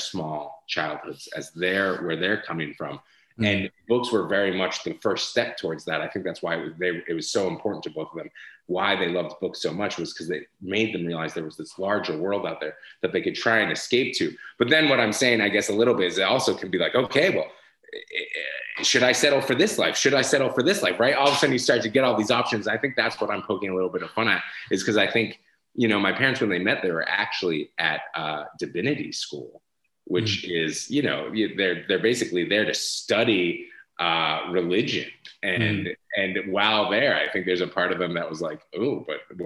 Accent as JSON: {"language": "English", "town": "Boston", "region": "Massachusetts", "country": "United States", "tie": "born or raised there", "also_born_or_lived": "San Francisco", "moved": "yes", "said": "I grew up in Boston"}